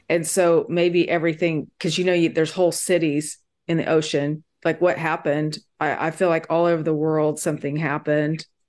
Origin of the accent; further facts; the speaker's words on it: Kiowa, Kansas, United States; now in Austin, United States; I was born in Kiowa, Kansas, me and my twin sister